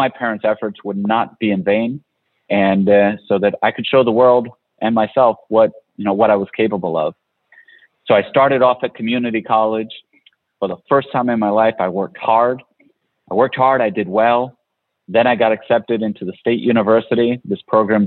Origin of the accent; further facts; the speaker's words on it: Providence, Rhode Island, United States; I grew up in Providence